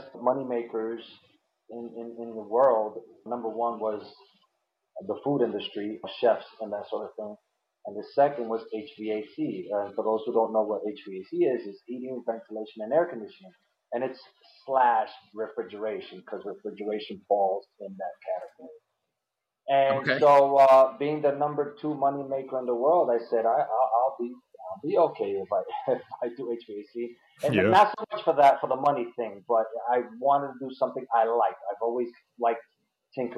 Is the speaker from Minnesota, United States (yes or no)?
no; New York City, New York, United States; moved away as an adult; now in Pennsylvania, United States; I was born and raised in New York in the Bronx. I'm a Bronx kid